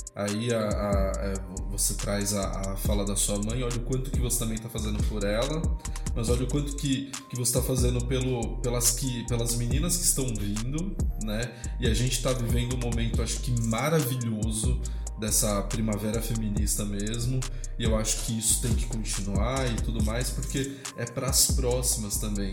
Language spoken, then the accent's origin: Portuguese; São Paulo, Brazil; Hoje eu bato no peito e falo que eu sou do Grajaú sim com orgulho